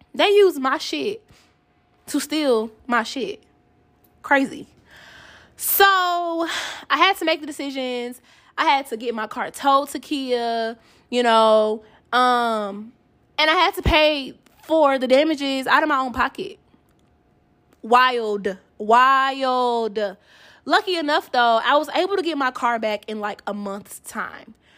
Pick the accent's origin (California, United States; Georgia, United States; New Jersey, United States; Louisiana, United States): Georgia, United States; Atlanta; now in Kansas City, United States; I am from Atlanta